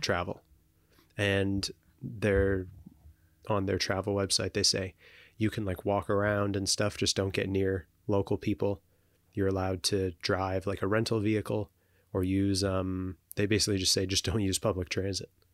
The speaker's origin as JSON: {"language": "English", "country": "Canada", "said": "as Canadian citizens"}